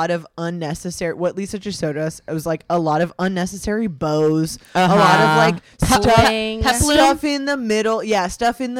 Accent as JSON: {"language": "English", "town": "Los Angeles", "region": "California", "country": "United States", "said": "I'm from Los Angeles"}